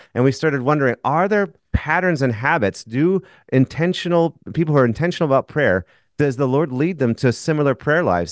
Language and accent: English; Minnesota, United States; I'm from Minnesota.